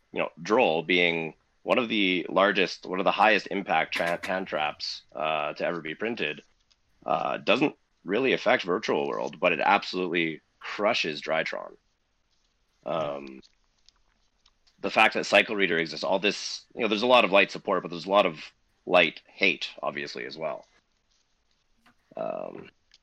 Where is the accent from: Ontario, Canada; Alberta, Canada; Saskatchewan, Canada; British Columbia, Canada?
Saskatchewan, Canada; I'm from Saskatchewan.